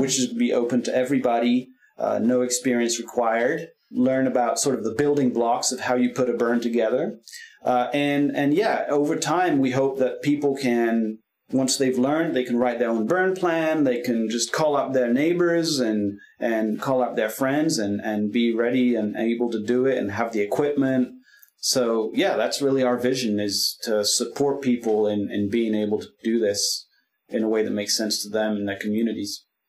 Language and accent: English; France; also born or lived in California / Willamette Valley, Oregon; now in Oregon, United States; I grew up in France